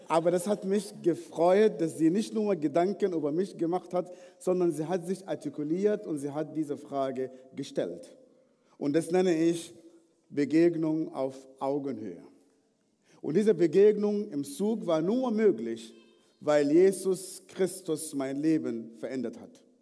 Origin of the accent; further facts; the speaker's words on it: Sudan; Ich bin im Sudan geboren, aufgewachsen in einer nicht christlichen Familie.